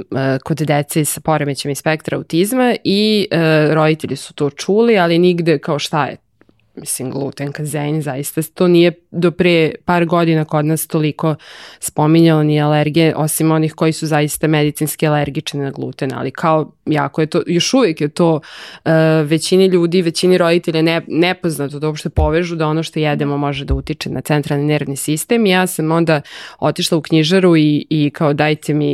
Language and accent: Croatian; Serbia; kod nas u Srbiji